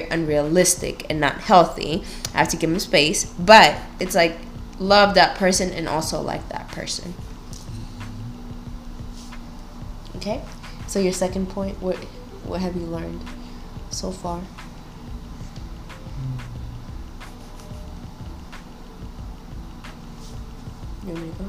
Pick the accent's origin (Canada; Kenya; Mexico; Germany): Kenya; I'm Kenyan, African, and my husband is American.